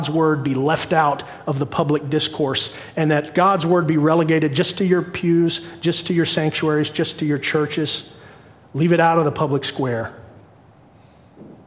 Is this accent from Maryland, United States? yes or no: no; Cincinnati, Ohio, United States; I was born in Cincinnati, but my mom and dad were born and raised in the bramble and the briar of the bluegrass state down in Kentucky